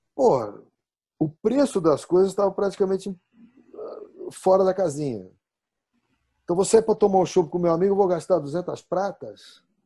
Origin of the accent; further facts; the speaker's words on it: São Paulo, Brazil; now in Sorocaba, Brazil; eu sou paulistano da gema, né? porque eu nasci no Braz, fui criado na Moca